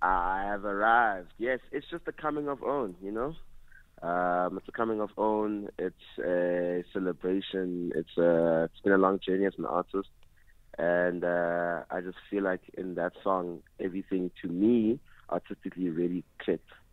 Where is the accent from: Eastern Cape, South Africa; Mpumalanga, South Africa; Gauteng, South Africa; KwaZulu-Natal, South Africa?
Eastern Cape, South Africa; Port Elizabeth; now in Johannesburg, South Africa; growing up in Eastern Cape, uh, a lot of traditional elements